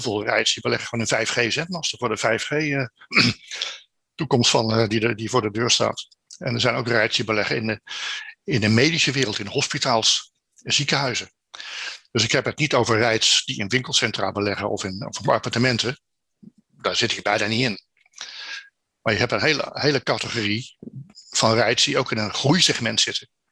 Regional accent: Netherlands; als Nederlanders

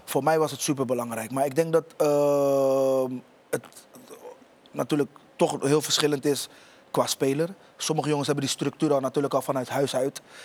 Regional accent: Rotterdam, South Holland, Netherlands; ik kom oorspronkelijk uit Rotterdam. Ik woon in Rotterdam-Oost

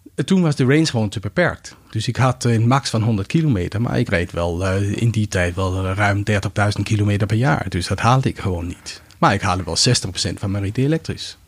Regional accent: Greenland; Dutch is a second language; also born or lived in Denmark; now in Netherlands; ik ben in Denemarken geboren, maar in mijn kinderjaar heb ik doorgebracht op Groenland

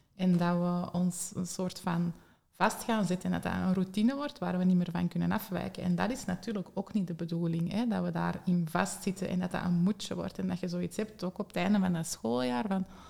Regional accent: Antwerp, Flanders, Belgium; bij ons in Antwerpen, of toch niet de regio waar ik woon

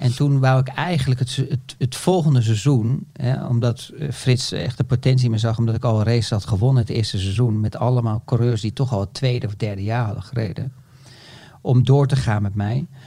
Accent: Netherlands

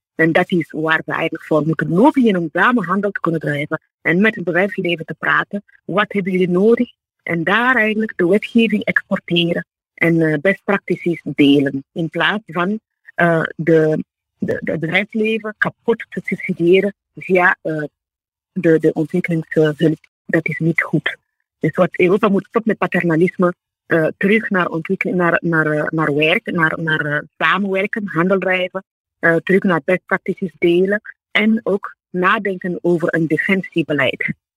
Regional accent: Burkina Faso; moved away as an adult; now in Belgium; ik ben ook eh, in Burkina Faso geboren, ik ben in Afrika opgegroeid, ik ben daar ook op universiteit

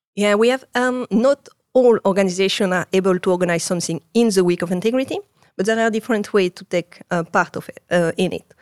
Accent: Marseille, Provence-Alpes-Côte d'Azur, France; English is a second language; moved away as an adult; now in Netherlands; I grew up in Marseille.

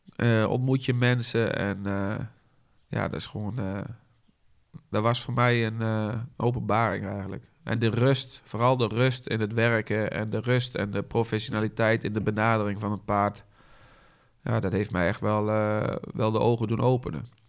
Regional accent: Haaksbergen, Overijssel, Netherlands; geboren in Haaksbergen. Op eh, de Watermolen, het bedrijf van mijn ouders

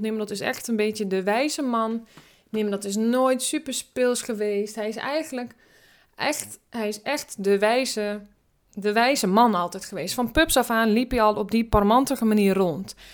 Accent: Drenthe, Netherlands; ik kom uit Drenthe, daar ben ik opgegroeid.

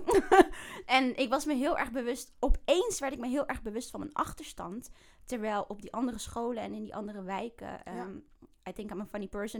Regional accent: The Hague, South Holland, Netherlands; also born or lived in Bijlmer, Amsterdam; now in Amsterdam, Netherlands; Ik ben oh opgegroeid in Den Haag

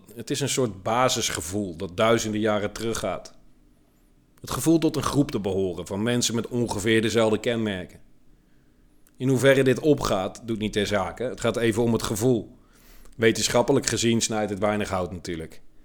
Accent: Netherlands; Ik ben een trotse Nederlander

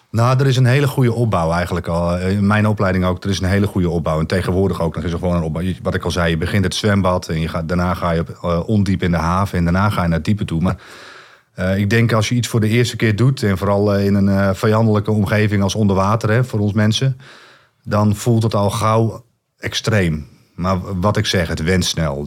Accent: Netherlands; als Nederlanders

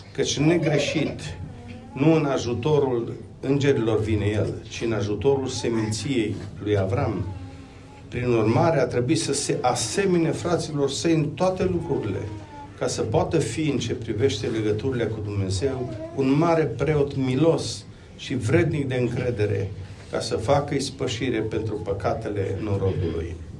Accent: Romania; Vin din România. Locuiesc uh, lângă Timișoara acum

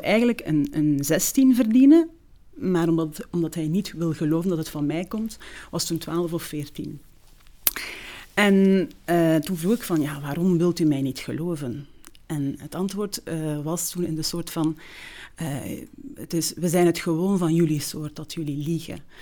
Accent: Zolder, Flanders, Belgium; first language Turkish; Dutch is a second language; In Zolder. Um, ehm, de Vrije Basisschool

